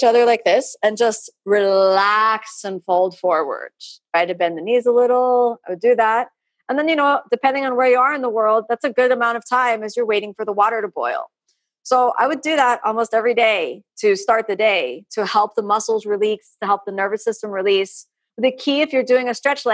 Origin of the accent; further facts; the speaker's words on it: Florida, United States; I'm from Florida, it's really warm here